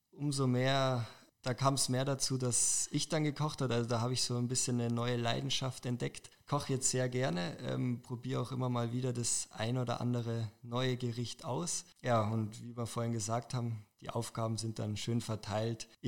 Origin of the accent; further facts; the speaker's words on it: Weichs, Bavaria, Germany; now in Munich, Germany; Also ich komme ursprünglich aus dem Dachauer Hinterland, wurde in Dachau auch geboren, genauer gesagt aus Weixs. Habe da ja, jahrelang gewohnt und jetzt seit zwei Jahren wohne ich mit meiner Freundin zusammen in München in einer Wohnung